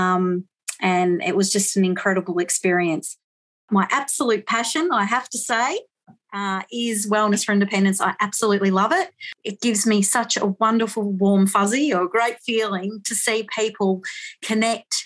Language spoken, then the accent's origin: English; Grampians region, Victoria, Australia; I am from Victoria in the Grampians region